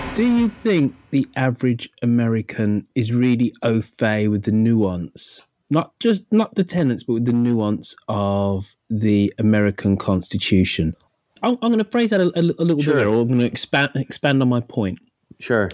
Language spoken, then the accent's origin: English; United Kingdom; being a Brit